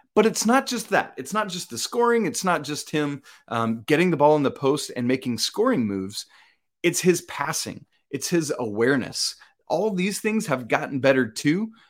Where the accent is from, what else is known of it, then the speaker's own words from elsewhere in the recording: Atlanta, Georgia, United States; moved away; I'm actually from the Atlanta area is where I grew up on the south side of Atlanta